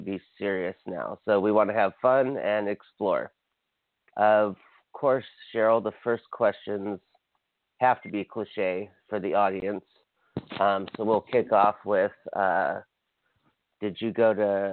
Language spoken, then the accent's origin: English; Hawaii, United States; now in Los Angeles, United States; I'm from Hawaii, so I feel it's like a reverse east-west, because Hawaii could not be more different than Los Angeles, the small island I'm from